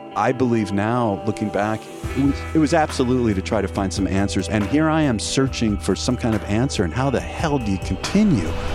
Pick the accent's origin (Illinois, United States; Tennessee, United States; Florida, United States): Florida, United States; this is my brother John. Growing up in Florida in the early 70s